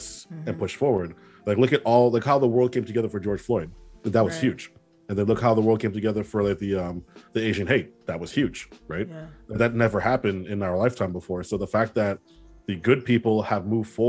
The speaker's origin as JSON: {"language": "English", "country": "Trinidad & Tobago", "said": "I'm Trinidadian"}